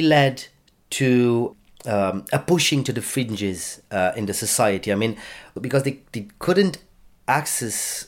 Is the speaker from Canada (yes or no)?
no; Bistrița, Bistrița-Năsăud, Romania; now in Drogheda, Ireland; I am very familiar with the community because I come from Bistrița, which is a small town of about 70,000 people in kind of the heart of Transylvania